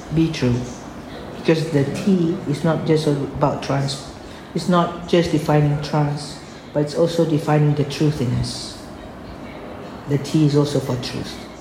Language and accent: English; Malaysia; We are all Malaysian